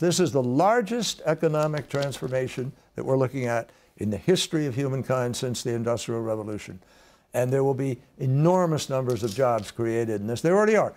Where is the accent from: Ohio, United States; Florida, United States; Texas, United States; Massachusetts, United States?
Massachusetts, United States; we have one in Massachusetts, my home state